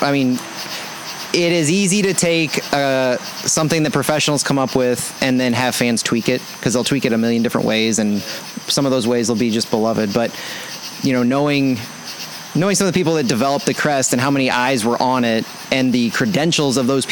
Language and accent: English; Franklin County, Missouri, United States; I grew up in Franklin County